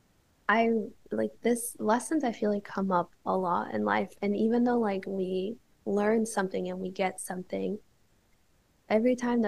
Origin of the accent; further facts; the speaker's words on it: Chicago, Illinois, United States; also born or lived in Bali; I grew up in Chicago